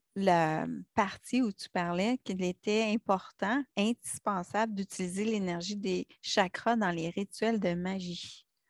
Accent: Quebec, Canada; en tant que petite Québécoise

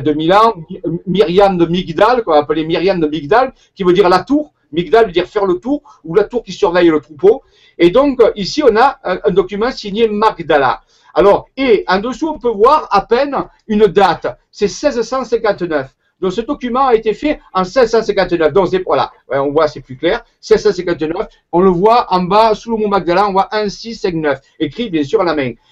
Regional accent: Marseille, Provence-Alpes-Côte d'Azur, France; accent: Marseille; Je suis marseillais à l'origine, ça s'entend par mon accent

